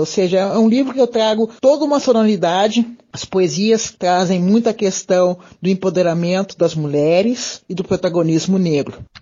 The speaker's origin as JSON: {"language": "Portuguese", "town": "Porto Alegre", "region": "Rio Grande do Sul", "country": "Brazil", "tie": "born or raised there", "said": "Eu sou natural de Porto Alegre"}